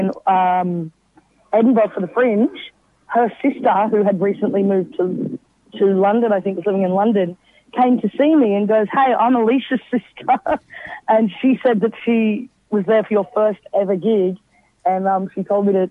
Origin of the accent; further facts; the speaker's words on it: Brisbane, Queensland, Australia; I'm from Brisbane